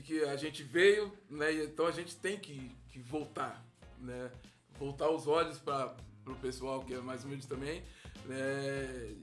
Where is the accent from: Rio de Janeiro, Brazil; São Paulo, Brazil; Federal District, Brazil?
São Paulo, Brazil; Santo André; eu vivo lá onde eu nasci, Camilópolis, tô sempre, vira e mexe, tô lá, vou ver minha mãe que mora lá ainda, né? E os amigos que, que a gente cresceu junto